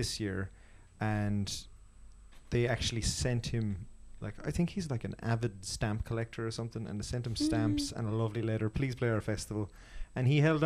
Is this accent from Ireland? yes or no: yes; Wexford, Leinster, Ireland; moved away as an adult; now in Cork, Ireland; I'm from Wexford